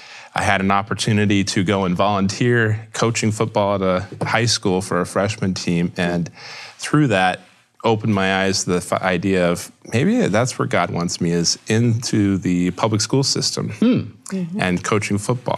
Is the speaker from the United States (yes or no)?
yes; Houston, Texas, United States; And I grew up in Houston, Texas, just outside of Houston, Texas.